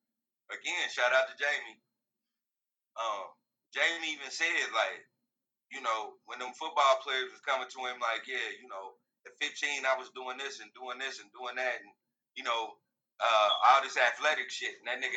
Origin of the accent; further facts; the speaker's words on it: Queens, New York, United States; because I grew up in Queens, nigga. There ain't nothing soft about me.